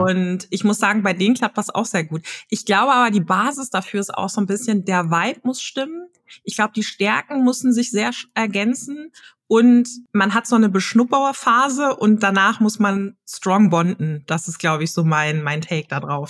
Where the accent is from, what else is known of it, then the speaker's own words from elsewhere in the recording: Hamburg, Germany; ich komme aus Hamburg, gebürtig auch aus Hamburg